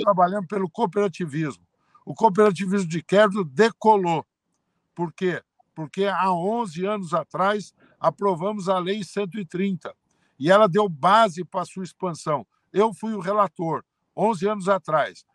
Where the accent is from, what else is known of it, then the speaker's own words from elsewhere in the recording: Altinópolis, São Paulo, Brazil; de Altinópolis, onde eu nasci